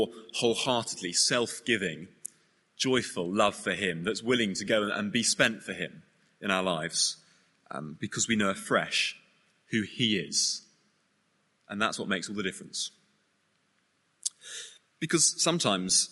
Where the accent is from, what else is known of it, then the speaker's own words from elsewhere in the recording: United Kingdom; we're British